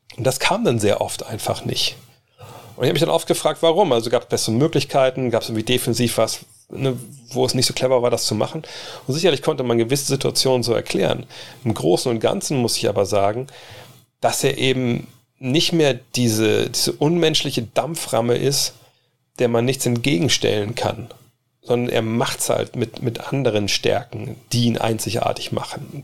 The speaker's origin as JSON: {"language": "German", "town": "Wolfsburg", "region": "Lower Saxony", "country": "Germany", "tie": "born or raised there", "also_born_or_lived": "United States", "said": "hier in Wolfsburg, auch, glaube ich, in dem Jahr oder in den zwei Jahren, bevor ich nach USA bin"}